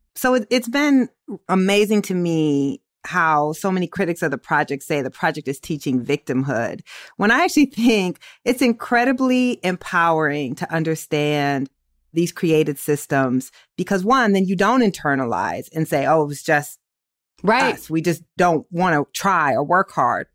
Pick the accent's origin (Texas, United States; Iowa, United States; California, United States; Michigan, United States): Iowa, United States; Waterloo; I'm from Waterloo